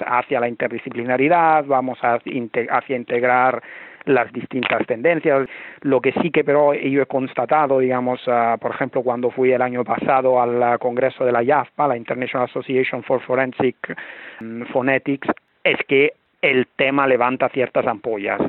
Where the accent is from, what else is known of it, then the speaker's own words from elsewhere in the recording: Italy; moved away as an adult; now in Barcelona, Spain; yo soy italiano, llevo un tiempo viviendo en Barcelona